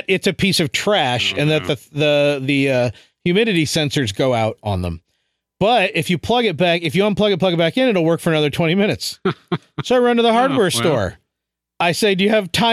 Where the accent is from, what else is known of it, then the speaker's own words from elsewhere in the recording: Chicago, Illinois, United States; moved away; when I was growing up in Chicago, we lived at the very bottom of an old neighborhood